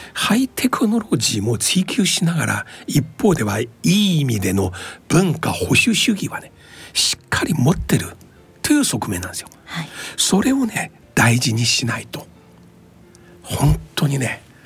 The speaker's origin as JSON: {"language": "Japanese", "country": "China", "tie": "born or raised there", "moved": "yes", "lives_now": "Japan", "said": "僕もね中国出身"}